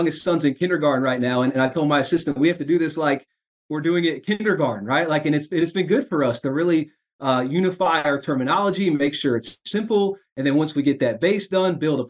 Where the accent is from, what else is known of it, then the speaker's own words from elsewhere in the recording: Indiana, United States; moved away; I grew up in Indiana